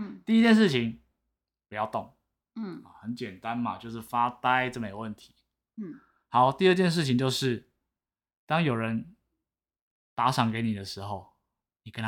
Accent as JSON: {"language": "Chinese", "region": "Taipei", "country": "Taiwan", "said": "我是台北人，"}